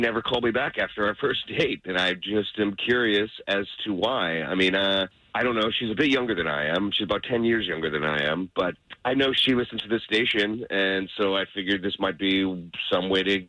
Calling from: Lake Mary, Florida, United States; I'm calling from Lake Mary.

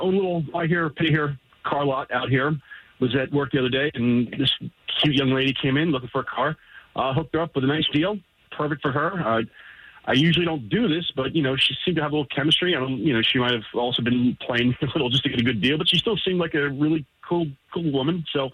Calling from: Apopka, Florida, United States; I'm calling from Apopka.

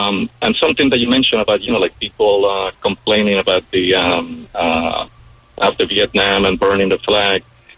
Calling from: Colombia

